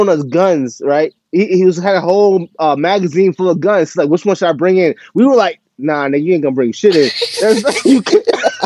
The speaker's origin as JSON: {"language": "English", "region": "New York", "country": "United States", "said": "I'm from New York"}